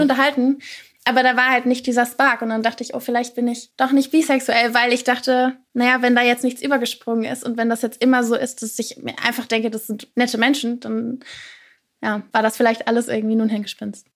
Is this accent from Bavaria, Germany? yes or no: no; near Cologne, North Rhine-Westphalia, Germany; ich komme aus der Nähe von Köln